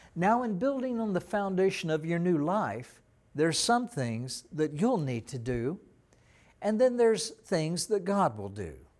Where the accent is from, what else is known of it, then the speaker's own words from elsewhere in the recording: East Texas, United States; when I was a teenager in Texas, growing up in Texas, we had lakes all around the little town that I lived in, in East Texas